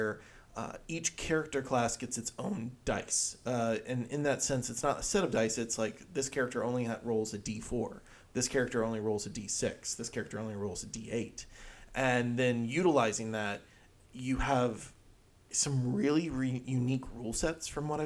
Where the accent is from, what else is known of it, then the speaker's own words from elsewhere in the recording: England, United Kingdom; As an English person